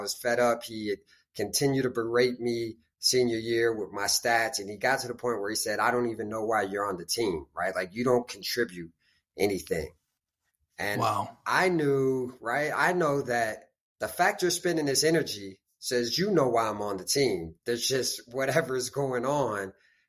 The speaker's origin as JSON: {"language": "English", "town": "Beirut", "region": "Beirut Governorate", "country": "Lebanon", "tie": "born there", "also_born_or_lived": "United States", "said": "Yeah, I was born in the Middle East. I was born in Beirut, Lebanon. And then kind of split my time between the States and the Middle East until I went to college."}